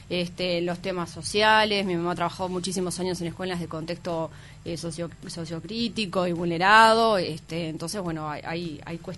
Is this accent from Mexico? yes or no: no; Paysandú, Uruguay; moved away as an adult; now in Montevideo, Uruguay; Soy de Paysandú.